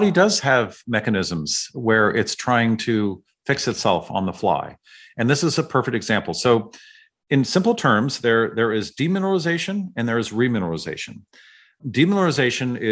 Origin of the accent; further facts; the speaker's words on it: San Francisco, California, United States; I grew up in San Francisco